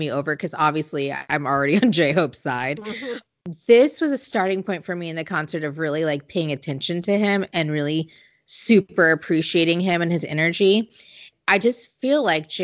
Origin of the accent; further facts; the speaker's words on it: United States; I'm an American